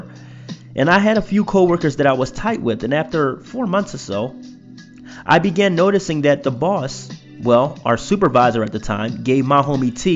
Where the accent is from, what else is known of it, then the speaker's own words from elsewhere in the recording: Philadelphia, Pennsylvania, United States; I'm from Philadelphia